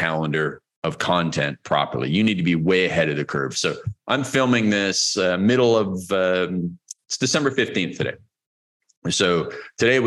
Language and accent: English; Toronto, Ontario, Canada; moved away as an adult; now in Cancun, Mexico; We're originally from Vancouver, which is where my wife is from, and Toronto area, which is where I am from